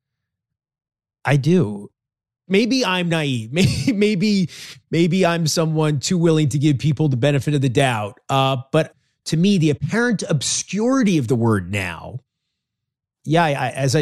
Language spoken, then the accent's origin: English; New York, United States; I grew up in New York, obviously, a large Jewish population.